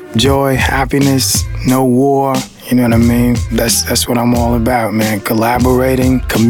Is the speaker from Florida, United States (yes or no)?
no; Los Angeles, California, United States; I'm from Los Angeles, man.